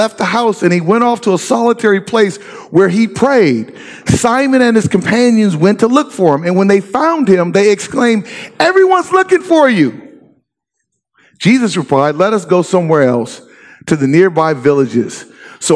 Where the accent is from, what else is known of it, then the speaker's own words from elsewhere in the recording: Inglewood, California, United States; moved away as an adult; also born or lived in Corvallis, Oregon; now in Oregon, United States; I grew up in LA, born and raised in Inglewood